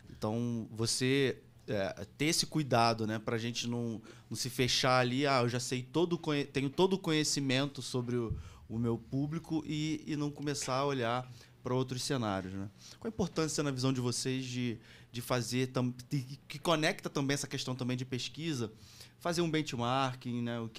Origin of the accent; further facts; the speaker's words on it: Rio de Janeiro, Brazil; Tá Osasco polido, não, eu sou de Acari, Rio de Janeiro.